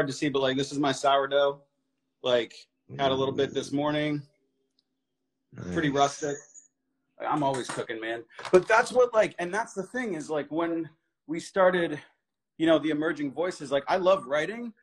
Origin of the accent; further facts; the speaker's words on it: New England, United States; we're from New England